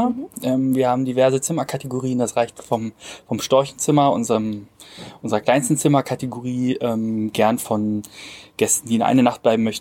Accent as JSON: {"language": "German", "town": "Cottbus", "region": "Brandenburg", "country": "Germany", "tie": "born there", "said": "28 Jahre alt, komme aus der Region. Ich bin gebürtiger Cottbusser"}